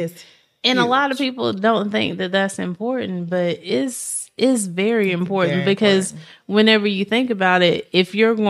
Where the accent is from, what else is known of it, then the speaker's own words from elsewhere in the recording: Shelby, North Carolina, United States; now in Charlotte, United States; I'm from Shelby. I'm from Shelltown.